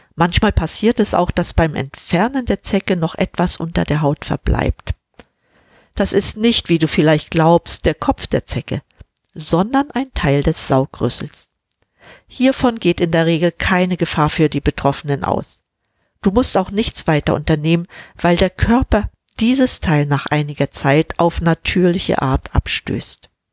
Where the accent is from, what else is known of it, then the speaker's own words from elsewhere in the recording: Mecklenburg-Vorpommern, Germany; Ich bin schließlich in Mecklenburg-Vorpommern aufgewachsen